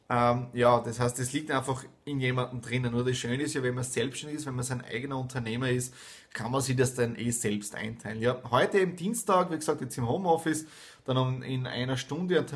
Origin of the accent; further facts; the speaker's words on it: Styria, Austria; Dann rund in die Südoststeiermark, ja, in meine Heimat zum Bauernhof meiner Eltern